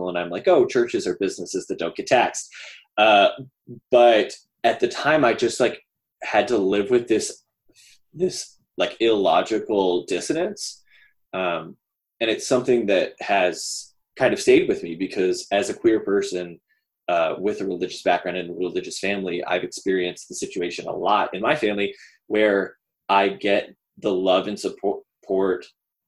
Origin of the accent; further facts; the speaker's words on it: Dallas, Texas, United States; I grew up in Dallas-Fort Worth in a church that was kind of progressive.